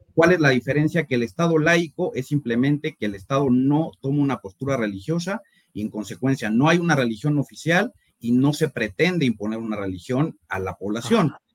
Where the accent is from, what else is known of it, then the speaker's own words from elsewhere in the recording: Mexico City, Mexico; Yo soy de la Ciudad de México, tengo 29 años